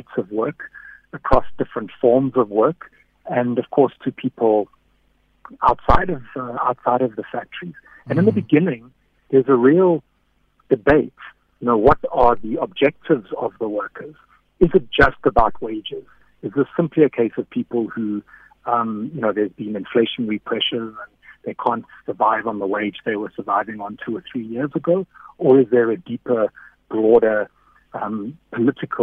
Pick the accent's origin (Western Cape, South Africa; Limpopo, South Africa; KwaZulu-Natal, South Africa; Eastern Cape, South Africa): KwaZulu-Natal, South Africa; Durban; I grew up in Durban. I mean, I lived there and I grew up politically there.